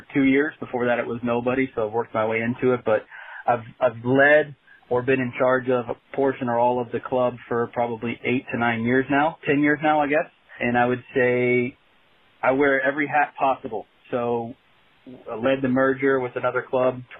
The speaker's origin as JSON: {"language": "English", "town": "Dallas", "region": "Texas", "country": "United States", "tie": "born or raised there", "also_born_or_lived": "Canyon, Texas / Springfield, Missouri", "moved": "as an adult", "said": "I grew up in Dallas, Texas, played for the Dallas Texans back when they first formed"}